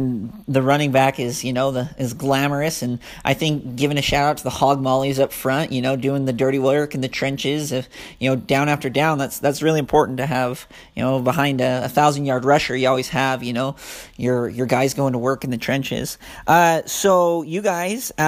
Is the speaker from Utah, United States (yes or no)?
yes; Southern Utah, United States; I'm from Southern Utah